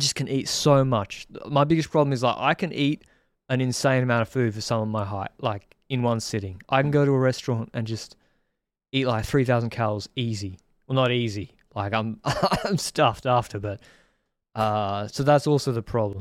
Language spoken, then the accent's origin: English; Brisbane, Queensland, Australia; now in Sydney, Australia; I'm from Brisbane, on the Gold Coast.